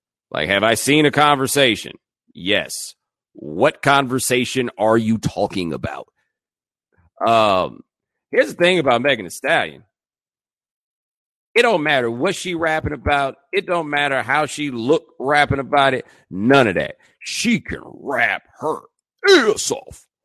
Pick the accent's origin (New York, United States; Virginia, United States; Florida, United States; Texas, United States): Texas, United States; Houston; I'm from Houston